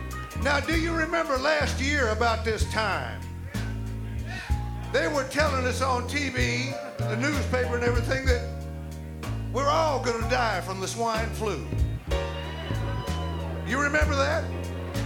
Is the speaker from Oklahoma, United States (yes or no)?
yes; Tulsa, Oklahoma, United States; Tulsa, Oklahoma one night. That's my hometown